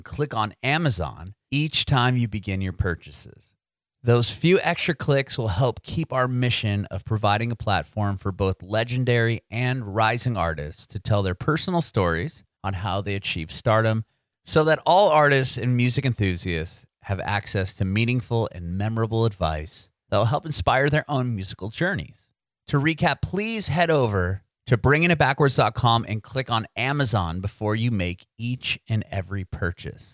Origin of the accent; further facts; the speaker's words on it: San Diego, California, United States; moved away as an adult; now in Nashville, United States; I'm from Southern California as well. I'm from San Diego, but I recently moved to Nashville